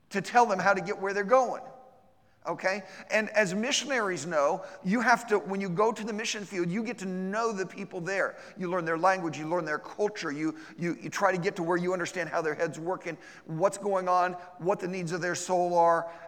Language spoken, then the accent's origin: English; Ohio, United States; also born or lived in Russia / Israel / Ukraine; I was born and raised in Ohio, okay? I wasn't born in Ohio, but I was raised in Ohio. Uh, we, we won't talk about where I was born. It's a shameful, dark secret in my life. It was north of here.